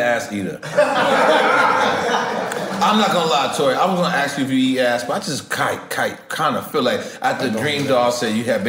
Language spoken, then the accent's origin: English; New York, United States; I'm from New York.